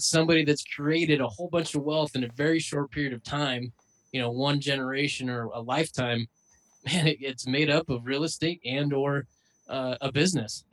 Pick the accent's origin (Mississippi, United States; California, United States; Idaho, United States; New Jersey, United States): Idaho, United States; Growing up in Idaho, you have this self-reliance, self-sufficient mentality